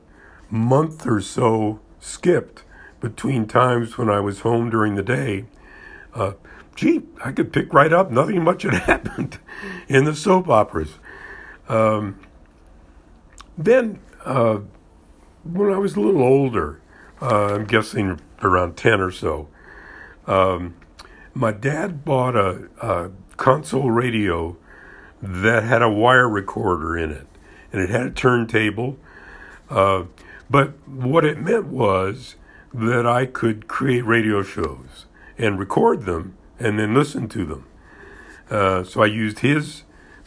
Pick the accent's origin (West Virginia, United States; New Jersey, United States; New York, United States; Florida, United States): Florida, United States; I was raised in Florida